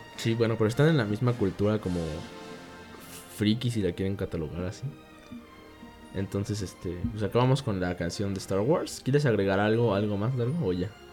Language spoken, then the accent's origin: Spanish; Mexico